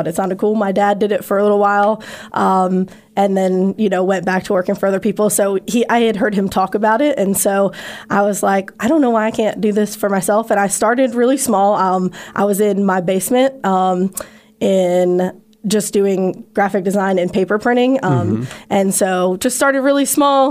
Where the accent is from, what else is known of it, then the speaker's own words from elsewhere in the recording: Northern Virginia, United States; moved away as an adult; also born or lived in Radford, Virginia / Dublin, Virginia / Johnson City; now in New River Valley, United States; So I'm originally from Northern Virginia. I grew up there until I went to school, and I went to Radford